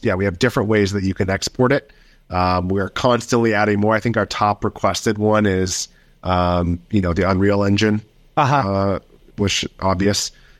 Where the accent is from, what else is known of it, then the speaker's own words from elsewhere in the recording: United States; moved away as an adult; now in London, United Kingdom; I live in London, but I'm American.